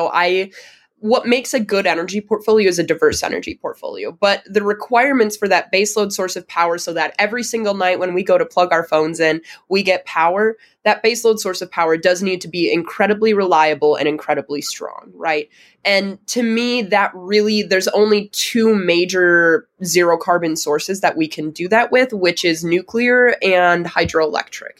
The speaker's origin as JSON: {"language": "English", "region": "Wisconsin", "country": "United States", "tie": "born or raised there", "said": "I'm from Wisconsin. It's a huge agricultural state."}